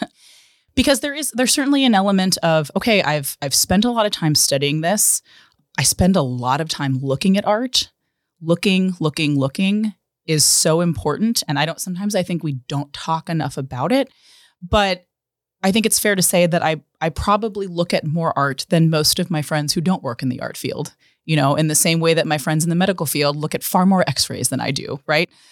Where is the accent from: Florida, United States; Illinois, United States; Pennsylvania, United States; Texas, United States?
Pennsylvania, United States; Pittsburgh; moved away; I'm from Pittsburgh originally, was born and raised there